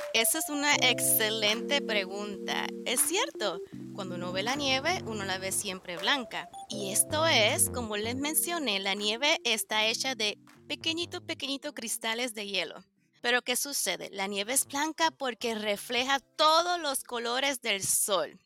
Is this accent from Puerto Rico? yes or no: yes; Puerto Rico; now in United States; Yo soy de Puerto Rico